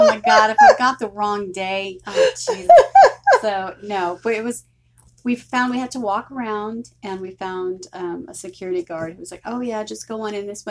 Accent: Houston, Texas, United States; I'm from Houston

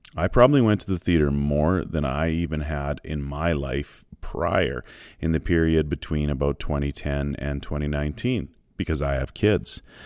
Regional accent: Shaunavon, Saskatchewan, Canada; my hometown movie theater in Shaunam, in Saskatchewan

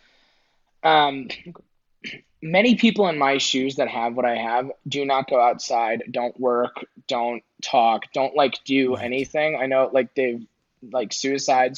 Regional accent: New York, United States; I'm a New Yorker

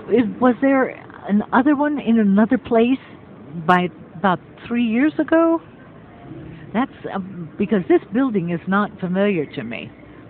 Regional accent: San Francisco, California, United States; also born or lived in Los Angeles / Phoenix; Well, I was born in Los Angeles, and we moved away when I was about 5 and 6 years old, went to Phoenix, Arizona, and then we went back to San Francisco

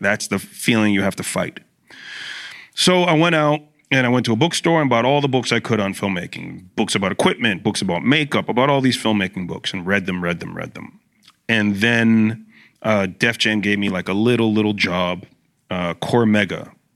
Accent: Brampton, Ontario, Canada; I grew up in Brampton

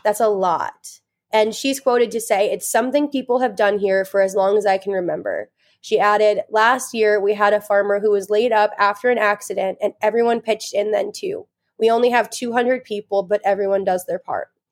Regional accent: Indiana, United States; we are from Indiana

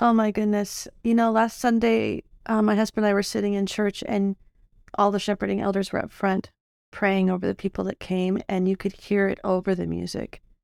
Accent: Illinois, United States; moved away; I grew up in Illinois, and we have tornadoes there

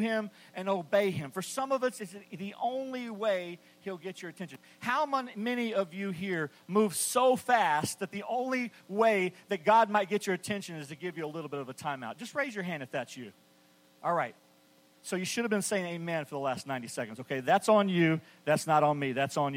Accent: West Texas, United States; I grew up in West Texas in the 70s

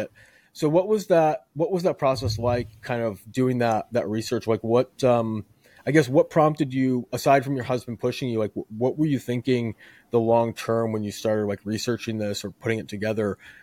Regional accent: Chicago, Illinois, United States; now in Houston, United States; I'm originally from Chicagoland, so I, I, I'm used to the cold as well, but I moved to, uh, to Houston to escape it

